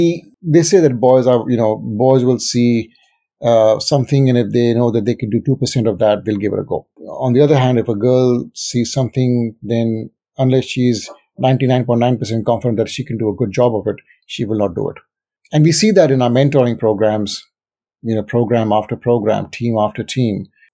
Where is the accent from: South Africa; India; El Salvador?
India; moved away; growing up in India, it's a very different culture to what is here. And I mean, I've lived in this country for a good 23 years now. And so this is home.